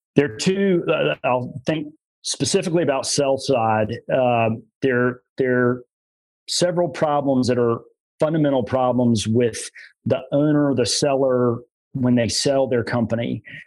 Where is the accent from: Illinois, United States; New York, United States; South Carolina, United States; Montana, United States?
South Carolina, United States; Greenville; I moved back to my hometown of Greenville, South Carolina